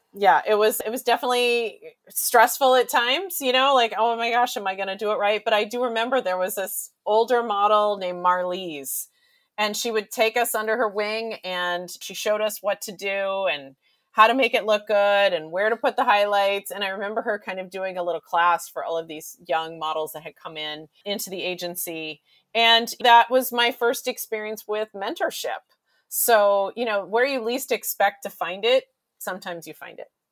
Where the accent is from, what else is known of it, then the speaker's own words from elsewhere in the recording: Texas, United States; growing up in Texas